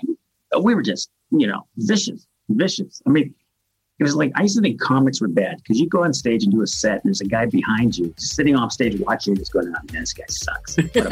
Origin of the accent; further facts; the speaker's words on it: La Mesa, California, United States; I grew up in La Mesa, Barrio La Mesa.